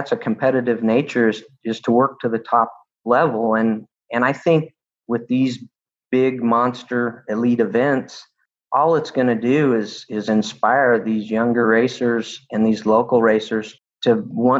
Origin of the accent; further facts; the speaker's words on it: Boise, Idaho, United States; I grew up in Boise, Idaho, in Firebird Raceway